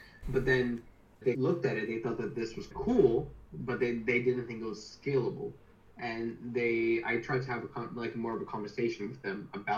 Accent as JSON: {"language": "English", "country": "Canada", "moved": "as an adult", "lives_now": "United Kingdom", "said": "I'm from Canada, I'm currently working in the UK."}